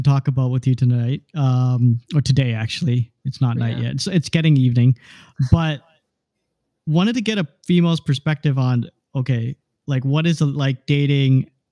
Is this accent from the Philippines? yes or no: no; Canada; I grew up here in Canada